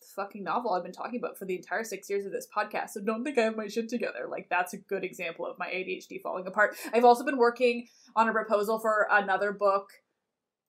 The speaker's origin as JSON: {"language": "English", "country": "Canada", "said": "As a Canadian"}